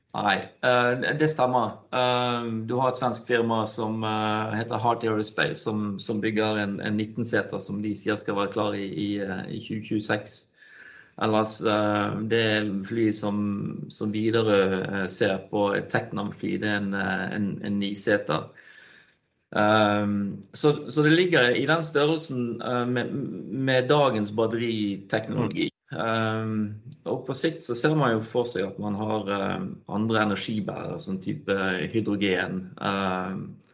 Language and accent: Norwegian; Bergen, Vestland, Norway; now in Stavanger, Norway; kommer jeg fra Bergen